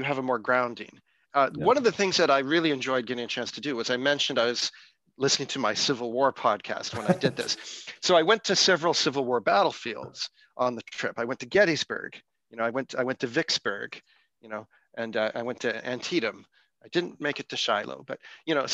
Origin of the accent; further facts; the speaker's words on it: Victoria, British Columbia, Canada; also born or lived in Nova Scotia; I was born in Nova Scotia and we moved back from Nova Scotia to Victoria, British Columbia.